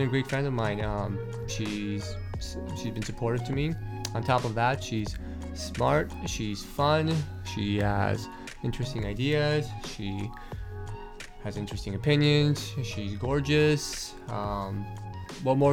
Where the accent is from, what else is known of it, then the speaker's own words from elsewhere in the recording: Brazil; moved away as an adult; now in Bay Area, United States; I grew up in Brazil most of my life. And then I went to Cal to study